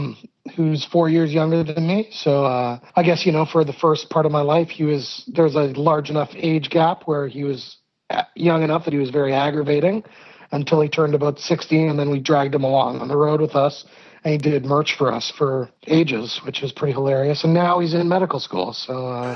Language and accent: English; Hamilton, Ontario, Canada; born there; Yep, I was born in Hamilton, Ontario, which is this kind of steel city town.